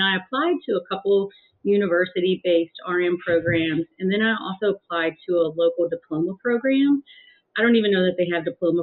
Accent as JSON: {"language": "English", "town": "Mechanicsville", "region": "Virginia", "country": "United States", "tie": "born or raised there", "said": "I was born in Mechanicsville, Virginia, which is back then is a kind of farm town, very rural community"}